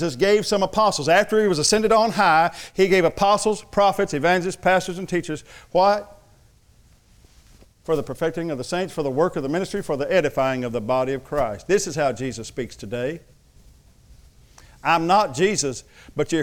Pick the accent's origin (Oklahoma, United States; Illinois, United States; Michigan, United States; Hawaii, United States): Oklahoma, United States; Thackerville; I am from Thackerville, but I went to college